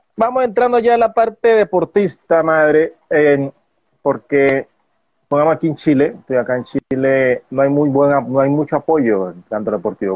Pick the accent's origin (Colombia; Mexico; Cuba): Colombia; en mi país Colombia